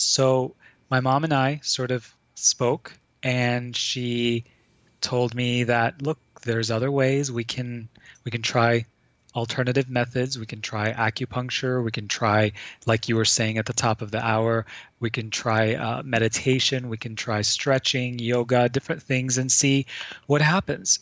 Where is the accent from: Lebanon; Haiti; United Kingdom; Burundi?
Lebanon; I grew up in Lebanon um, during the Civil War